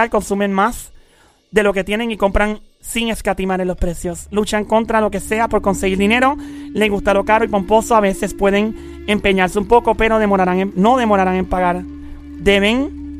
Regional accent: San Lorenzo, Puerto Rico; Yo soy de San Lorenzo

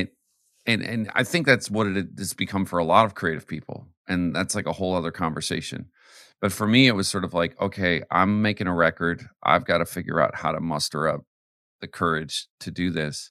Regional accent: Canada; also born or lived in Arizona / the South; now in United States; I'm American, but I grew up in Canada.

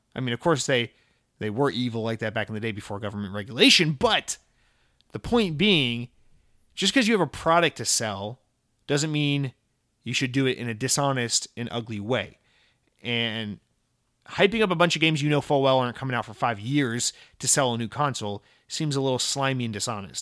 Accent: Atlanta, Georgia, United States; also born or lived in Massachusetts / New York; now in Central Florida, United States; growing up in Georgia, like, in Atlanta and around Atlanta

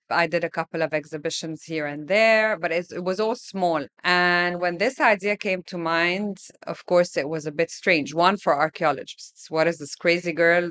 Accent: Alexandria, Alexandria Governorate, Egypt; I grew up in Alexandria.

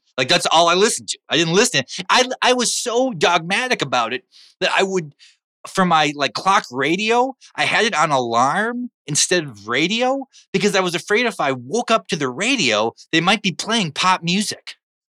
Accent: North Dakota, United States; Well, what had happened was I had I grew up in North Dakota, worked in Fargo until 1998.

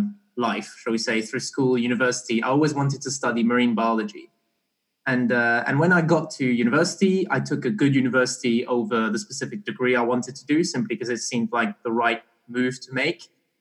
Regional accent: Barbados; also born or lived in Belgium; So I was born in Belgium, but I grew up kind of in Barbados for a few years.

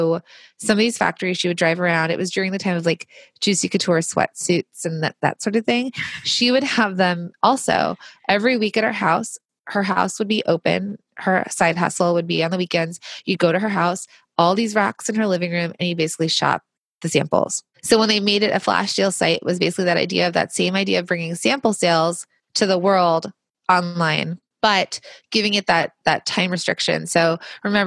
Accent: Los Angeles, California, United States; I grew up in Los Angeles where there was a ton of manufacturing.

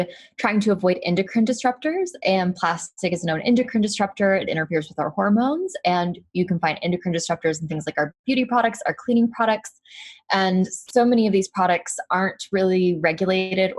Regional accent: Arkansas, United States; now in California, United States; I am from Arkansas, which is not the most eco-friendly or progressive state in America. And when I moved to California

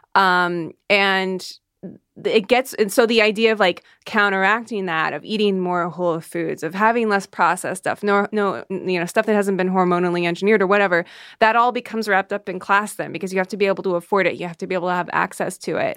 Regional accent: Iowa, United States; I grew up in the Midwest

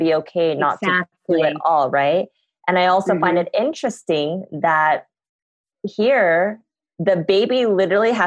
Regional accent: United States; I am an American

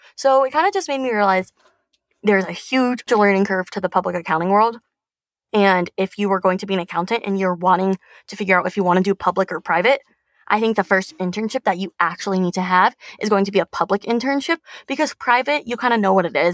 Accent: Tucson, Arizona, United States; moved away as an adult; now in Phoenix, United States; I'm from Tucson and I'm currently in Phoenix

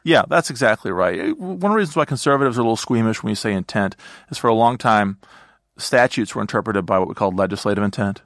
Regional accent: Eastern Iowa, United States; moved away as an adult; also born or lived in Boston; now in Washington, D.C., United States; I grew up in Eastern Iowa

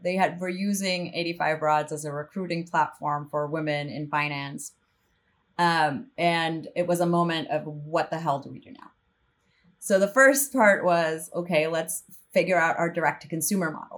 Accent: El Salvador; moved away as an adult; also born or lived in northern Mexico / New York; I'm from El Salvador, so grew up there

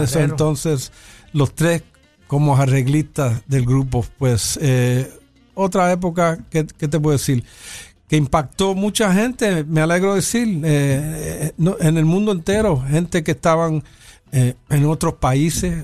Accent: New York, United States; yo soy nacido y criado en Nueva York y mayormente el 90% del tiempo estoy hablando inglés

